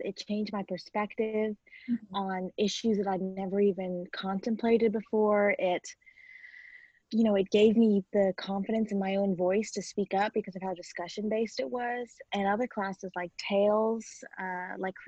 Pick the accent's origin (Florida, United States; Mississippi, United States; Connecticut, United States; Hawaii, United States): Mississippi, United States; Columbus; I'm from Columbus, Mississippi, and I currently attend the Mississippi School for Mathematics and Science as a senior